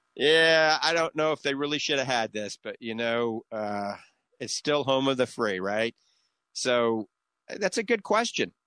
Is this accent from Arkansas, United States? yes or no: no; New Orleans, Louisiana, United States; accent: coonass (Cajun); now in The Villages, United States; that's my little bit of my coon ass accent. I guarantee you, I grew up in New Orleans